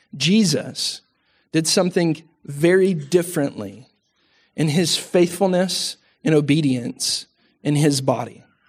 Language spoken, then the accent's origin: English; Texas, United States; we're Texan